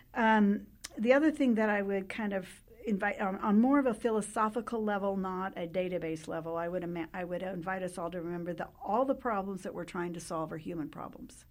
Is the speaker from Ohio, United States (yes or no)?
no; New Mexico, United States; I, uh, grew up in New Mexico, born and raised in New Mexico